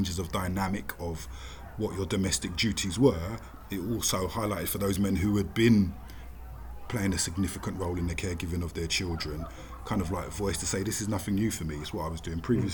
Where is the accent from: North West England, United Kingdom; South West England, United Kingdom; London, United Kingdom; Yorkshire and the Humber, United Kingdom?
London, United Kingdom; South London, born and bred